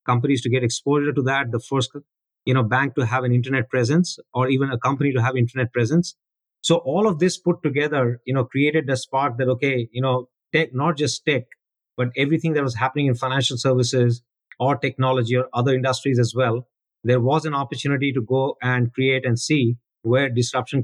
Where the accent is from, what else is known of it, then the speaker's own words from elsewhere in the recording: Delhi, India; moved away; growing up in India